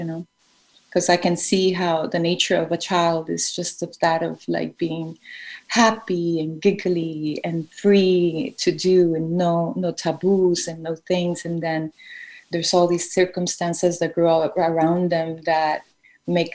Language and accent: English; Colombia; growing up in Colombia in the 80s and the 90s was quite impactful